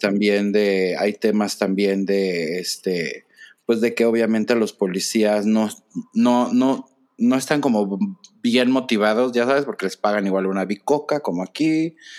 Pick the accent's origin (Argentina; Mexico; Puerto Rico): Mexico; como persona mexicana